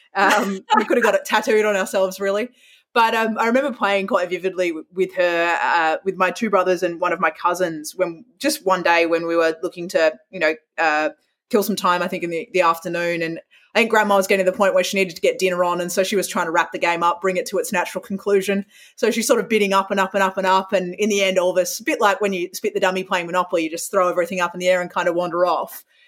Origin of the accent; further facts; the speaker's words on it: Perth, Western Australia, Australia; moved away as an adult; growing up in Perth